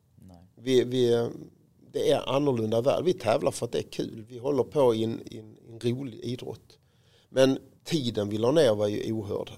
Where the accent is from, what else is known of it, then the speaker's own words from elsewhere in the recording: Råå, Skåne, Sweden; jag var ju fotbollsspelare som alla andra pojkar på Rå där jag växte upp